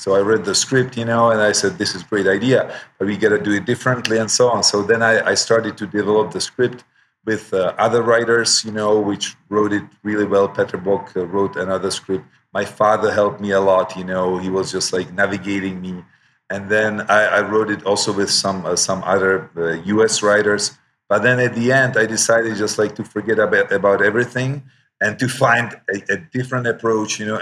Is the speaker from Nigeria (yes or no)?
no; Czechia; I'm from the Czech Republic, you know, which is Eastern, you know, former Eastern bloc of Europe.